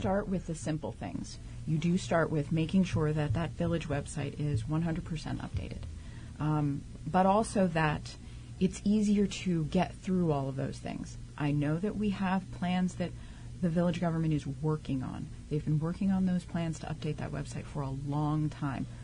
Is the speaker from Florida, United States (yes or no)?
no; New York City, New York, United States; moved away as an adult; also born or lived in Santa Cruz, California / Queens, New York; now in South Orange, United States; I am originally from Staten Island.